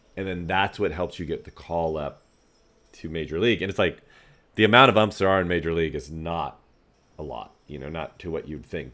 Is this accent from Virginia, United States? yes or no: no; Northern California, United States; I'm from Northern California